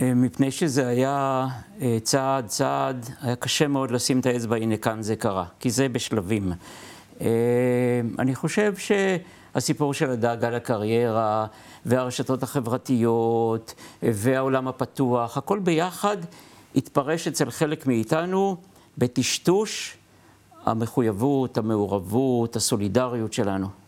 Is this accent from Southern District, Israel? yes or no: no; Lod, Central District, Israel; אני גדלתי בלוד, אבא שלי סנדלר